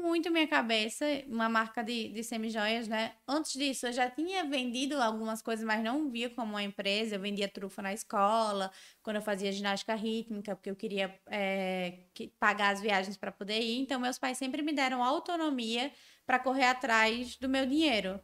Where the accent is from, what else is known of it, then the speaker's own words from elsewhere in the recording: Natal, Rio Grande do Norte, Brazil; also born or lived in São Paulo; eu sou nordestina tenho orgulho de ser nordestina, de ter vindo de Natal